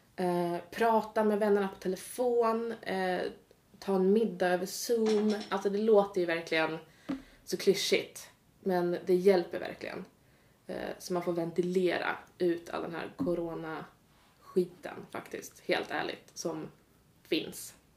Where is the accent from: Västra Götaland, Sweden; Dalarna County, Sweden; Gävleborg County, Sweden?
Gävleborg County, Sweden; Gävle; now in Uppsala, Sweden; kommer från Gävle, så lite, lite mer norrut men absolut inte Norrland